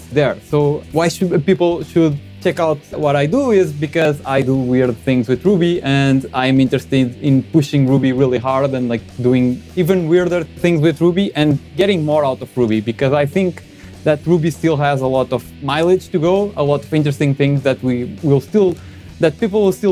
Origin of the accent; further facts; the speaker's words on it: Portugal; moved away; I'm originally from Portugal